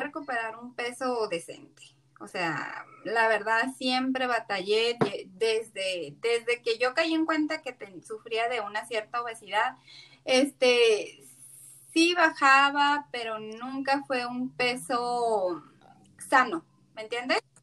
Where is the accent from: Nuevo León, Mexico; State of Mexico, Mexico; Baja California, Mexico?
Baja California, Mexico; Tijuana; soy originaria de, de aquí de Tijuana